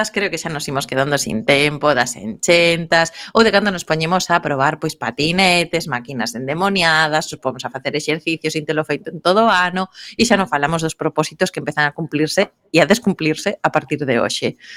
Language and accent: Galician; Vigo, Galicia, Spain; Iso xa cho digo eu como viguesa.